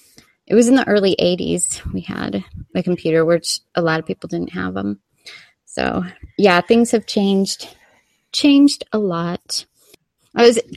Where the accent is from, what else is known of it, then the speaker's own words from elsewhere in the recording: Corona, California, United States; on the block that I grew up in Corona, we were the first family